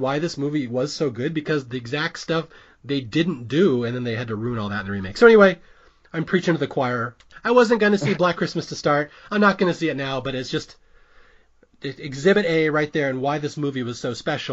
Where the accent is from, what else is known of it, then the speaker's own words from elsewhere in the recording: Seattle, Washington, United States; I'm also from Seattle